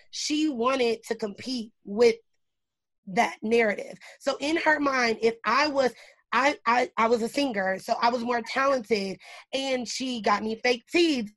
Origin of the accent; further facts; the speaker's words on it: Indianapolis, Indiana, United States; I was born in Indianapolis, Indiana